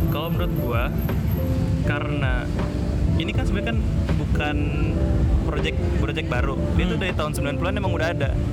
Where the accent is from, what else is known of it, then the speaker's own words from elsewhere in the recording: Indonesia; gue dari Indonesia